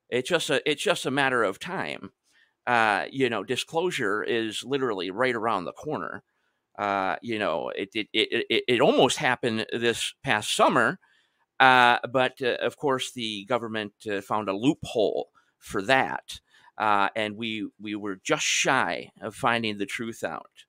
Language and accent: English; Michigan, United States; especially I remember I'm originally from Michigan myself